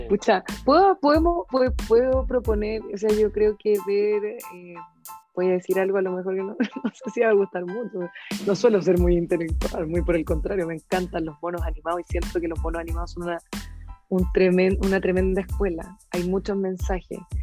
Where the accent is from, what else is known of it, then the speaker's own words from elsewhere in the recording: Puente Alto, Santiago Metropolitan Region, Chile; Yo crecí en San Carlos, en la Leyton